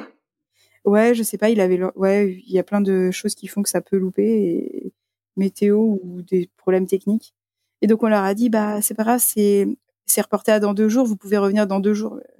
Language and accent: French; France; on était les seuls français partout où on allait